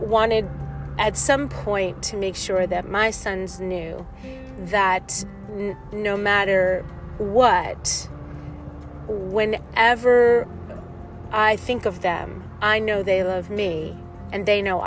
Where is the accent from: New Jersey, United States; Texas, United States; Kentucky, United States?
New Jersey, United States; now in California, United States; I forget how blessed I was to have such a huge family growing up in New Jersey, even though when I moved to California